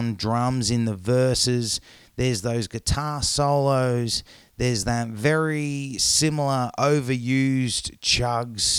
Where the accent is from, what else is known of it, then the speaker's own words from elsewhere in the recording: Norway; moved away; when I grew up in Norway